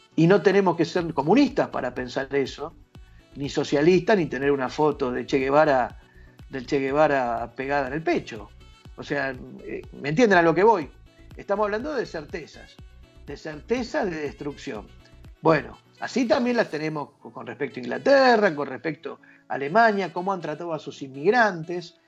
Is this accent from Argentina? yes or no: yes; Argentina